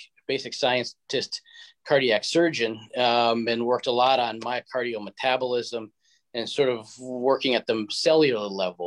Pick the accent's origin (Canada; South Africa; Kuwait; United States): United States; Midwest; also born or lived in Indiana / Michigan / Ohio / Mexico City, Mexico; I was born in the Midwest, raised in Indiana, Michigan, Ohio, and a little time in Mexico City, Mexico.